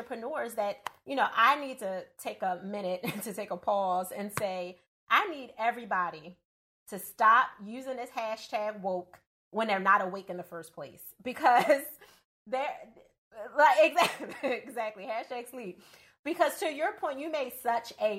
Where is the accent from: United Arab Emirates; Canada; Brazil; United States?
United States; Philadelphia, Pennsylvania; I'm from Philadelphia